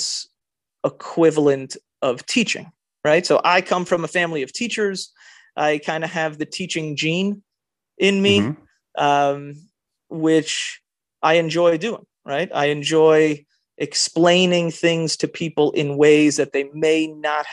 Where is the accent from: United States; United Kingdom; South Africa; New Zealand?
United States; Miami Beach, Florida; My earliest sales experience is when I was growing up in Miami Beach